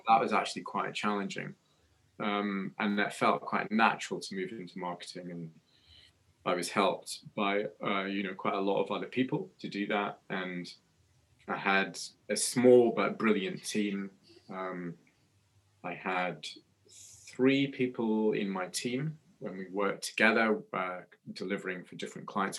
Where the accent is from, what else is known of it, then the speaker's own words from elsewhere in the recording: Scotland, United Kingdom; moved away as an adult; also born or lived in Newcastle; I was born in Scotland